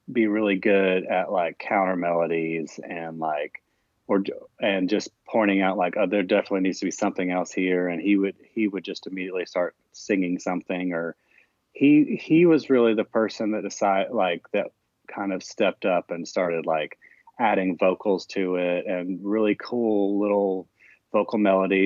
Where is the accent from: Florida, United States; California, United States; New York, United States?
Florida, United States; Jacksonville; my friend Joel Corey, who I've known for years since growing up in Jacksonville, Florida